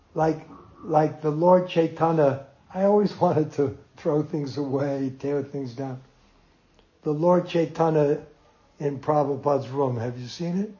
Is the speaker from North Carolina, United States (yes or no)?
no; Jersey City, New Jersey, United States; moved away; also born or lived in New York; I was born in Jersey City in the same hospital